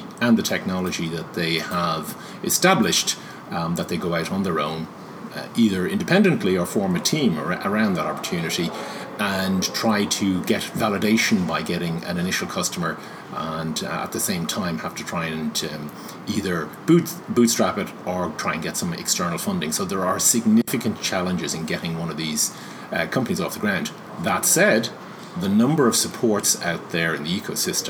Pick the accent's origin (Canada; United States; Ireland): Ireland